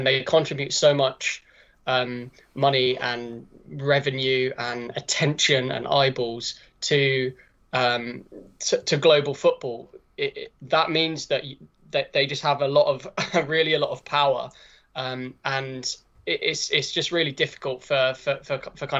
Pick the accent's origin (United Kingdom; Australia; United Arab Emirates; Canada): United Kingdom; England; as an Englishman